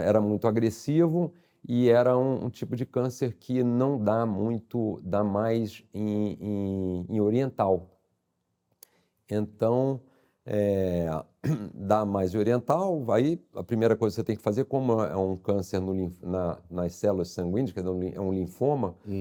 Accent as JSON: {"language": "Portuguese", "region": "Rio de Janeiro", "country": "Brazil", "tie": "born or raised there", "also_born_or_lived": "São Paulo", "accent": "carioca", "said": "sou carioca, dá para ver pelo, pelo sotaque"}